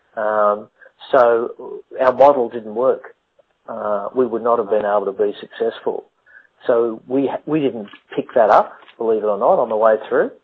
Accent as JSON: {"language": "English", "country": "Australia", "said": "I'm Australian"}